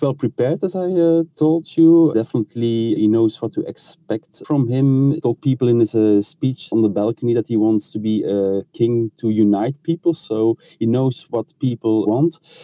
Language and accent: English; Belgium; I'm from Belgium, we had also a change of throne 10 years ago